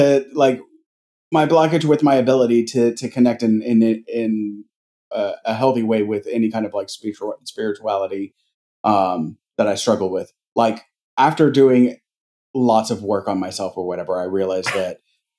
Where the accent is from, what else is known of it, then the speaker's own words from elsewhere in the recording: Pensacola, Florida, United States; the three of us growing up in Pensacola. Right in the heart of the heart of the Bible Belt